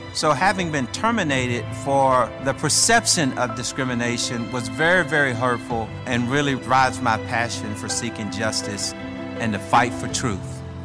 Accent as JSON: {"language": "English", "town": "Shreveport", "region": "Louisiana", "country": "United States", "tie": "born or raised there", "said": "When I was growing up in Shreveport"}